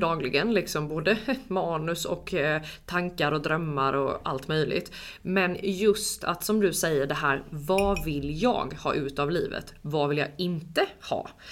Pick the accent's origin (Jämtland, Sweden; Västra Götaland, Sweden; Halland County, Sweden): Jämtland, Sweden; kommer från en liten, liten håla, nej men mm. en by utanför Östersund, upp i skogen liksom